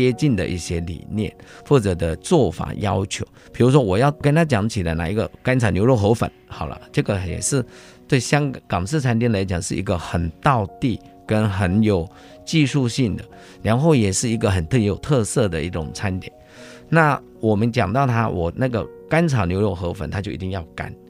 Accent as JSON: {"language": "Chinese", "country": "Taiwan", "said": "香港的师傅他就是一个我们台湾这边讲是龟毛要求。"}